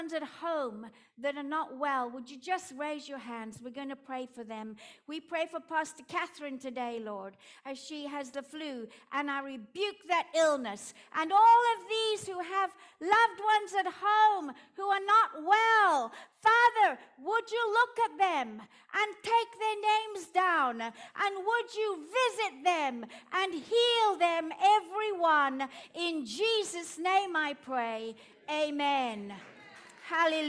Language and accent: English; South Africa; accent: Afrikaans; my Afrikaans accent